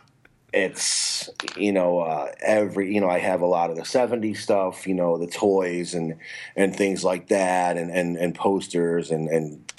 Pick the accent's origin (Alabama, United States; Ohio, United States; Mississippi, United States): Ohio, United States; Cleveland; moved away as an adult; now in Florida, United States; I am in Florida. That's where I reside. But, I'm originally from Cleveland, but I've been down here in Florida about 5 or 6 years